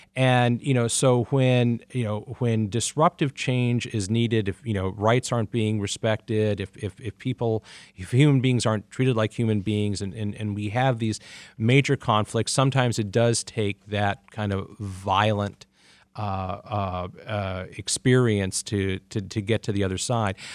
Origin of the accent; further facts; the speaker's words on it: Pacific Northwest, United States; also born or lived in Mid-Atlantic; now in Detroit, United States; I grew up in the Pacific Northwest and the Mid-Atlantic